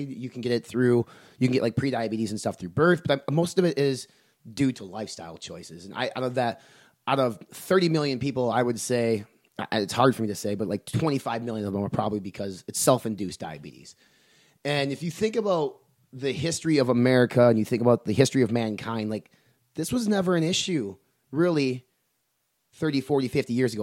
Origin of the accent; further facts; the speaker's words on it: Medford, Wisconsin, United States; moved away; in my hometown, the four thousand people, a town of Medford, Wisconsin, a farming community